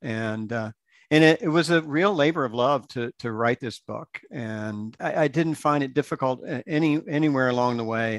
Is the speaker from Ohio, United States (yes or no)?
no; Tampa, Florida, United States; also born or lived in Fort Walton Beach, Florida; I grew up in Florida. Uh, my family moved to Florida when I was, I think, about ten years old.